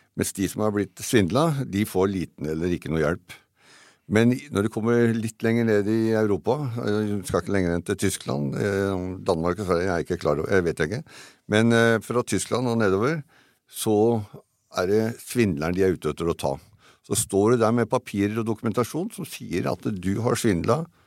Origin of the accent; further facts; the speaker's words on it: Eastern Norway, Norway; Her nede på Østlandet